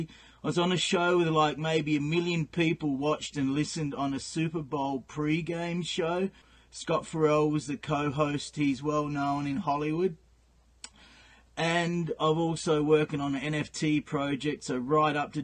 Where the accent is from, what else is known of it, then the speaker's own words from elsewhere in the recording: South Australia, Australia; moved away as an adult; now in Edmonton, Canada; I've been in Canada since 1998. I'm from South Australia